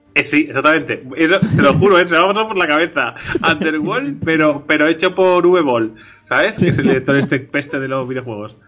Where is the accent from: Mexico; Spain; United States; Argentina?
Spain; Catalonia; somos catalanes